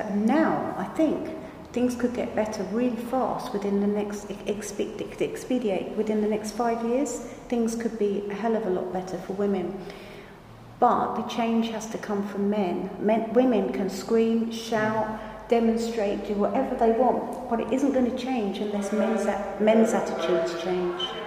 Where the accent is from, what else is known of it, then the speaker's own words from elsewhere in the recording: Margate, South East England, United Kingdom; I come from Margate. Margate is 19, 18 miles away from the French coast.